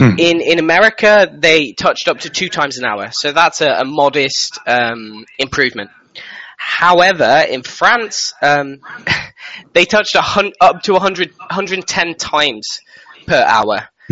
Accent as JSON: {"language": "English", "country": "United Kingdom", "said": "But since I'm British, if I wasn't in a relationship, then this probably wouldn't have happened."}